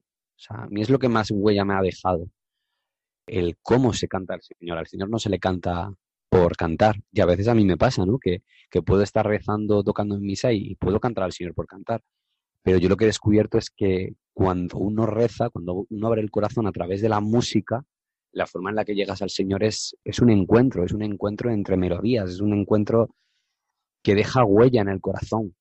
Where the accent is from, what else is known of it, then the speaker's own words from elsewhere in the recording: Alcorcón, Community of Madrid, Spain; also born or lived in Getafe; a veces digo más que soy de Alcorcón que soy de Getafe